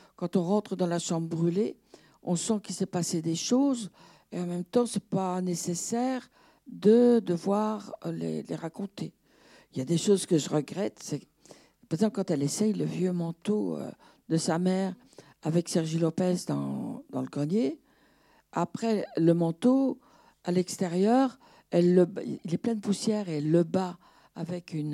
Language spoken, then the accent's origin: French; Brussels, Brussels-Capital Region, Belgium; moi je suis belge, j'habitais Bruxelles, enfin, bruxelloise